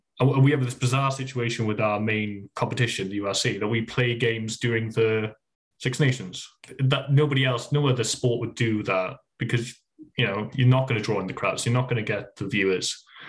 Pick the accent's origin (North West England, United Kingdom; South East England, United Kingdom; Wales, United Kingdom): Wales, United Kingdom; we take for granted as Welsh people that the rugby is a simple game.